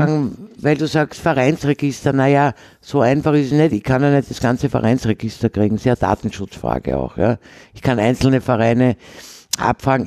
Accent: Vienna, Austria; ich bin ja eine Wienerin, also in Wien geboren und habe sozusagen klassische Wienerin mit vier Großeltern

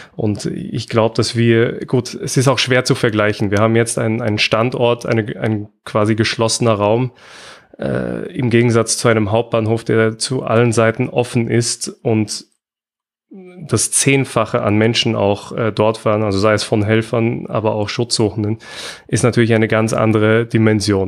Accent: Austria; bei uns in Österreich

